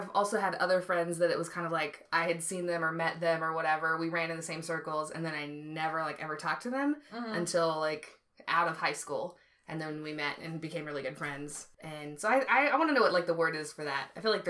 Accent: Tulsa, Oklahoma, United States; also born or lived in Georgia; so I was born in Georgia and on an army base. Mm-hmm. And I moved around a lot up until I was, like, 4. And then we moved to Oklahoma, and then we moved to Tulsa a few years after that.

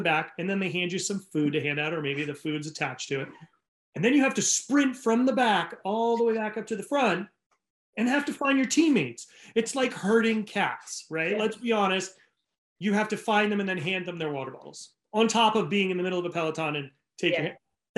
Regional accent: New England, United States; now in California, United States; I live in California. I grew up in New England, so I know what snow is.

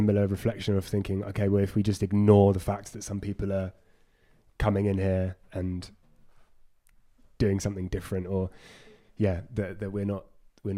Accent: London, United Kingdom; I grew up in London, a very multicultural city

